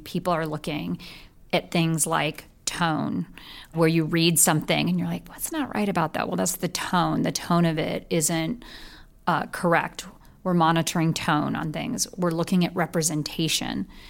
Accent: Bay Area, California, United States; I was originally from the Bay Area. And so being a, a Bay Area gal, I made my way back to the Bay Area

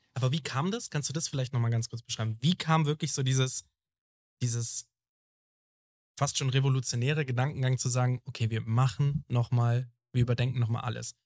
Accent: Germany; das wird überhaupt nicht zelebriert bei uns in Deutschland.

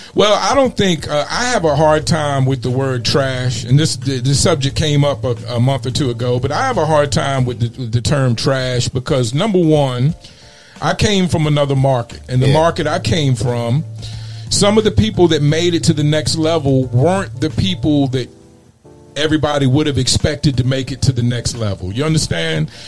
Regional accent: Mesa, Arizona, United States; hailing from my hometown of Mesa

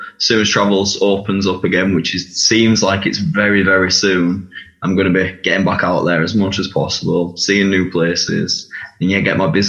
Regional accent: Bradford, Yorkshire and the Humber, United Kingdom; So, obviously, I'm from Bradford. I went on the show when I was 20 years old.

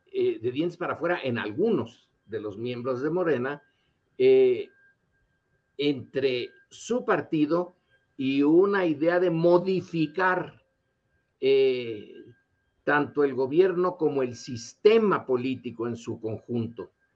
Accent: Mexico; nosotros como mexicanos que estamos divididos

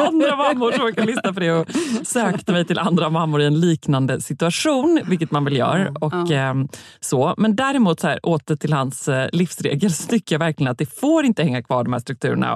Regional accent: Gothenburg, Västra Götaland, Sweden; är jag uppväxt bara eh, med, tänker jag nu, med verkligen total insyn på vår lilla gata i Göteborg

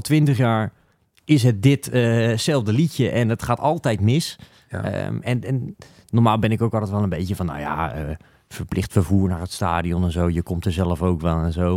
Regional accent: Netherlands

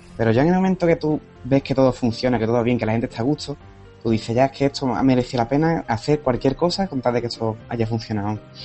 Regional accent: Cádiz, Andalusia, Spain; Yo soy de Cádiz

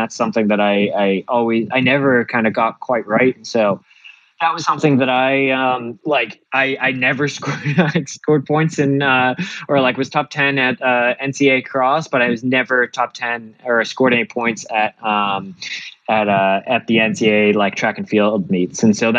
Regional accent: Massachusetts, United States; Like I'm from Central Mass as well.

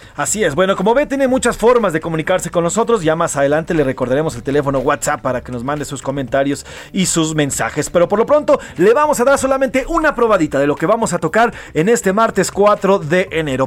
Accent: Mexico; Yo soy egresado de la Escuela de Periodismo Carlos Etienne García, pero también de la UNAM, pero también hay muchas escuelas en nuestro país

